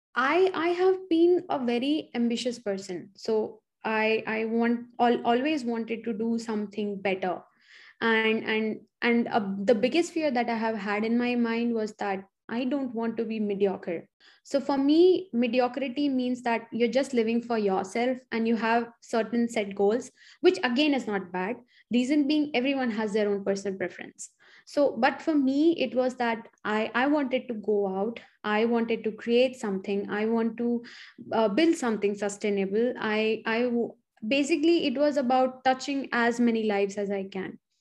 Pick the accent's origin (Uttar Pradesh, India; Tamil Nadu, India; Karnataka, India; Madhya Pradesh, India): Uttar Pradesh, India; Chitrakoot / Allahabad; moved away as an adult; now in United States; I grew up partially in Chitrakoot and partially in Allahabad